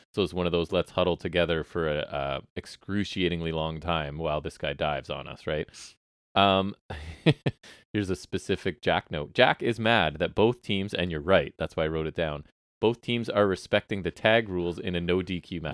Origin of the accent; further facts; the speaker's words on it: Canada; as Canadian people